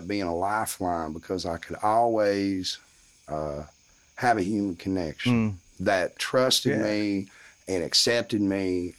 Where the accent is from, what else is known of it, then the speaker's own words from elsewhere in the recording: Morristown, Tennessee, United States; I'm from Morristown, Tennessee. Okay. I grew up in some of the poorest school systems per capita in the country